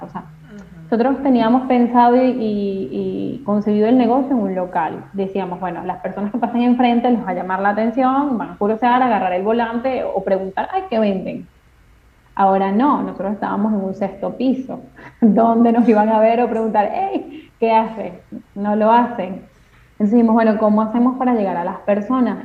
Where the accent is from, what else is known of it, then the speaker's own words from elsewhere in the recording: Venezuela; moved away as an adult; now in Argentina; soy venezolana